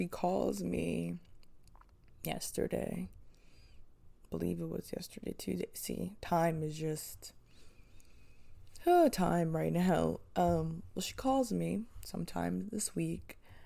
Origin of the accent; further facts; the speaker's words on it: Manchester Township, New Jersey, United States; moved away; I'm from a small town. It's called Manchester Township